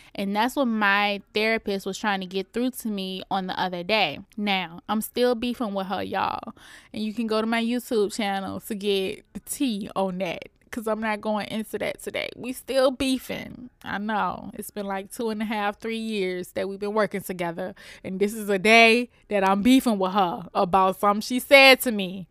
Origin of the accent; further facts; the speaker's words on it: Richmond, Virginia, United States; I'm coming to y'all straight outta Richmond, Virginia, my hometown